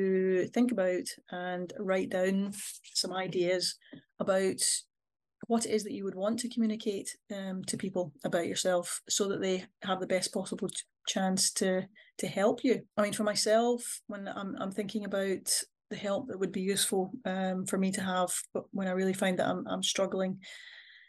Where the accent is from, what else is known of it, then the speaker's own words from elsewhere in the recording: Scotland, United Kingdom; I'm a Scottish person